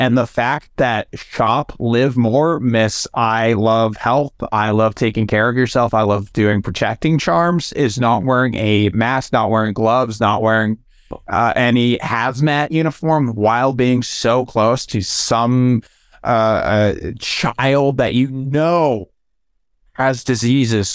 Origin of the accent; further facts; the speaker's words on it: United States; as an American